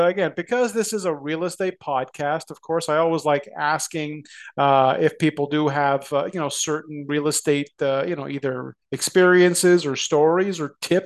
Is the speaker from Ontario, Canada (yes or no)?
yes; Toronto, Ontario, Canada; I grew up in the Scarborough community of Toronto